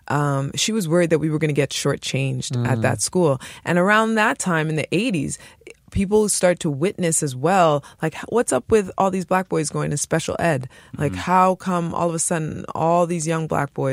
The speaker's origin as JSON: {"language": "English", "town": "Montreal", "region": "Quebec", "country": "Canada", "tie": "born or raised there", "said": "I was growing up in Montreal, in Côte de Neige, in the 80s, in the early 90s"}